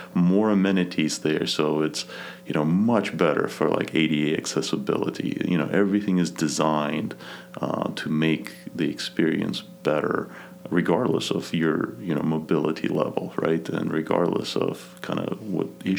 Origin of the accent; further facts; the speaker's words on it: Kazakhstan; English is a second language; moved away; I was born in Kazakhstan, out of all places. So that's Central Asia. So I was born maybe 50 miles from a Chinese border.